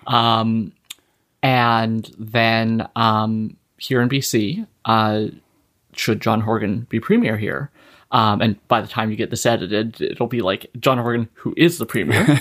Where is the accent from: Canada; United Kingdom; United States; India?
Canada; Saskatchewan; also born or lived in the Maritimes; now in British Columbia, Canada; I'm from Saskatchewan originally